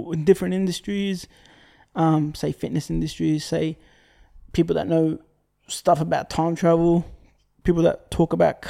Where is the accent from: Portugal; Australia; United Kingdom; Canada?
Australia; being Australian.